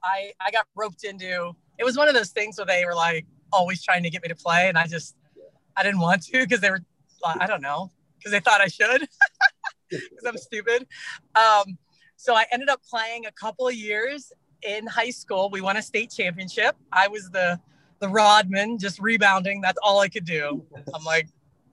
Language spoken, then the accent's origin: English; Pittsburgh, Pennsylvania, United States; we're from Pittsburgh, Pennsylvania